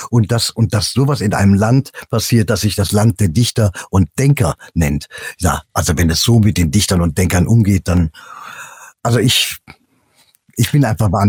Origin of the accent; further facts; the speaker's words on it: Cologne, North Rhine-Westphalia, Germany; Ich mag die Mentalität der Kölner. Ich bin eine Kölsche Jung.